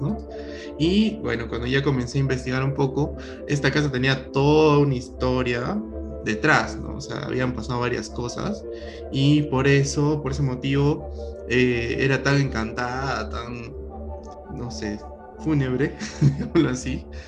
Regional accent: Lima, Peru; now in Arequipa, Peru; Mi mamá es limeña, bueno, yo también soy limeño, pero vivo acá mucho tiempo

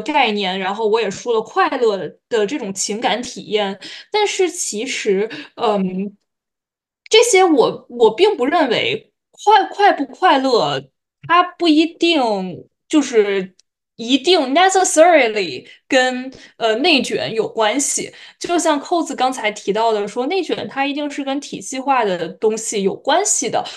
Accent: China; 我们像中国这样的发展中国家

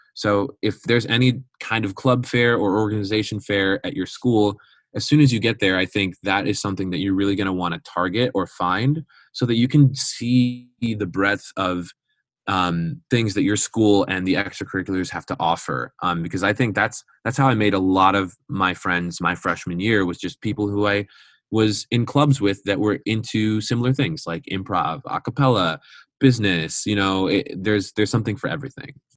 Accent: Schaumburg, Illinois, United States; I'm from Schaumburg, Illinois, which is like an hour west of Chicago

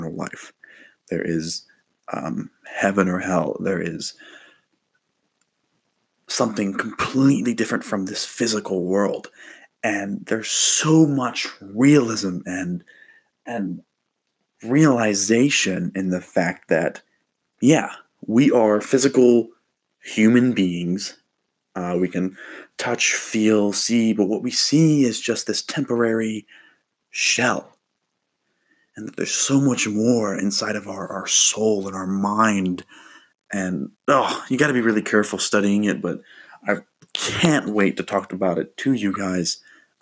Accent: Kentucky, United States; I was born in Kentucky

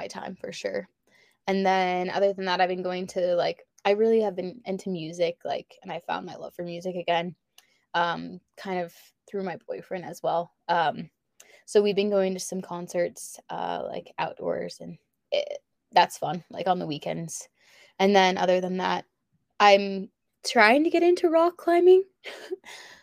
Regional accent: Lawrence, Kansas, United States; moved away as an adult; also born or lived in Boise, Idaho / Colorado / Utah; grew up in Lawrence, Kansas

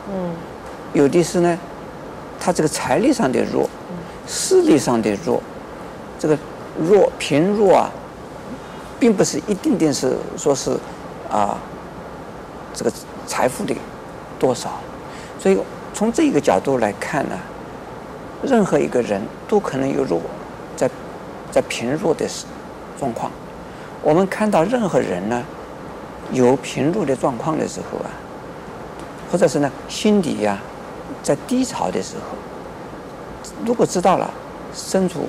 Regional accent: China; 我们中国人呢，不是种族歧视，嗯，而是呢，乡土歧视。

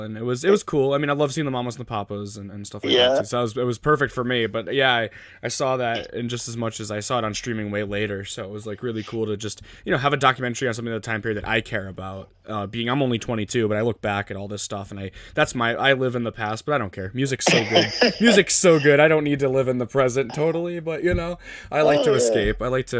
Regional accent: Connecticut, United States; I'm from Connecticut. I'm from the East Coast myself.

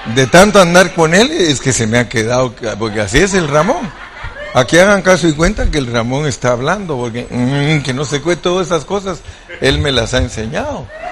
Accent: Guatemala; moved away; donde yo nací en Guatemala

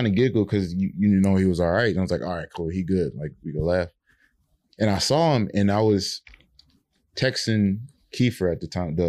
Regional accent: New Orleans, Louisiana, United States; I'm from New Orleans originally.

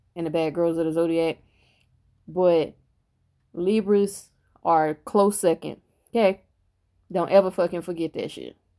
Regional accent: United States; I'm an American

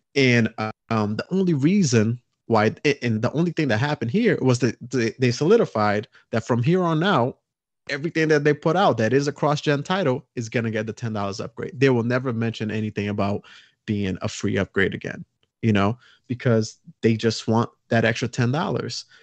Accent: Brazil; moved away; I'm from Brazil originally

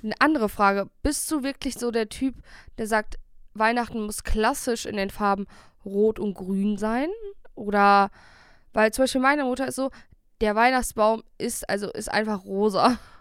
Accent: Bielefeld, North Rhine-Westphalia, Germany; bei uns in Bielefeld

